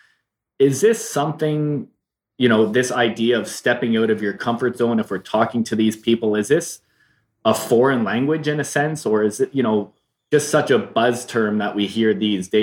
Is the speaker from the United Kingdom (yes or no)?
no; Canada; moved away; being a Canadian and now living in this country where I have these, you know, the beautiful ocean